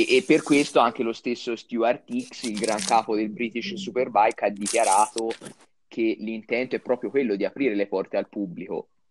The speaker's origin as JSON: {"language": "Italian", "region": "Tuscany", "country": "Italy", "said": "io sono toscano vero e abito a un'ora e un quarto, un'ora e mezzo dall'autodromo del Mugello"}